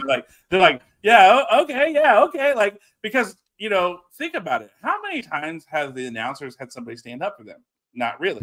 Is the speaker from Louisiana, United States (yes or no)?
yes; South Louisiana, United States; you wouldn't know I'm from South Louisiana